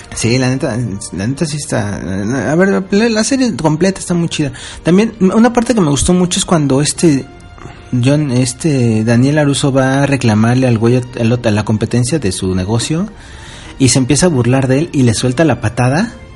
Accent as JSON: {"language": "Spanish", "country": "Mexico", "moved": "yes", "said": "Como soy el único mexicano que está en la cocina"}